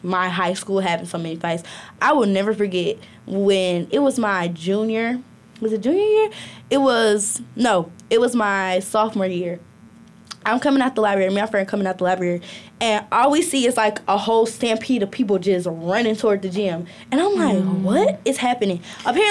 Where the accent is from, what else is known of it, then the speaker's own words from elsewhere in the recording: Birmingham, Alabama, United States; now in Athens; I'm from Birmingham, Alabama